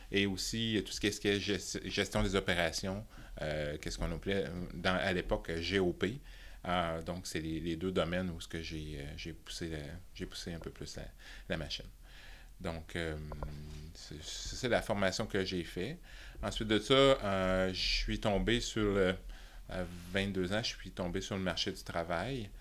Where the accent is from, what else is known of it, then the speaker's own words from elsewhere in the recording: Thetford Mines, Quebec, Canada; also born or lived in Toronto; Je suis né à Toronto, et, mais ah, j'ai été, élevé à, Tetford Mines de toutes les places